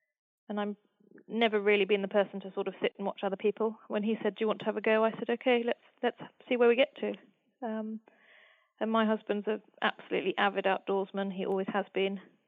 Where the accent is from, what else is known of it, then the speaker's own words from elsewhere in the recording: England, United Kingdom; also born or lived in United States; under 12, came back to the UK and went to school. So a lot of my families all live in the States, so I'm very English, but I do feel, you know, that I've got a part of me is very very close to America.